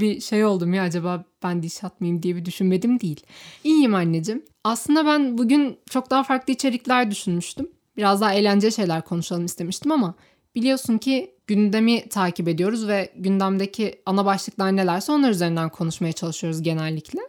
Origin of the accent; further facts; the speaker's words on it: Turkey; ben Türk'üm